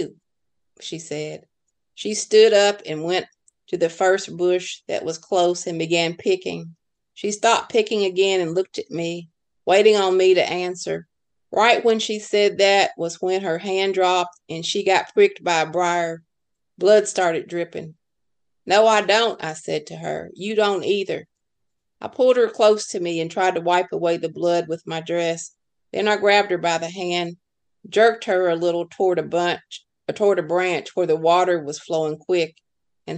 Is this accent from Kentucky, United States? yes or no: yes; Kentucky, United States; when I went to my hometown and I dug through court records